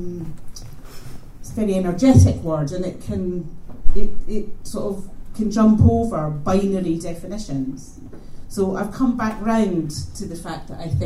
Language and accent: English; Glasgow, Scotland, United Kingdom; I was born and brought up in Glasgow